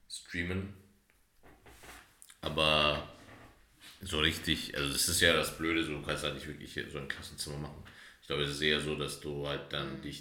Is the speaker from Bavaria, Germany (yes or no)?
yes; Bavaria, Germany; August, wir sind aus Bayern.